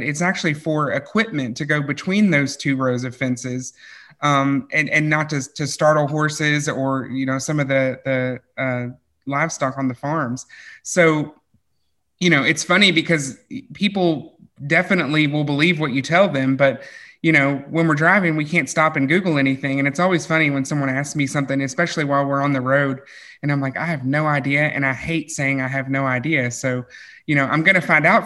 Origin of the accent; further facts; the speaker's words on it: Kentucky, United States; I was born and raised in Kentucky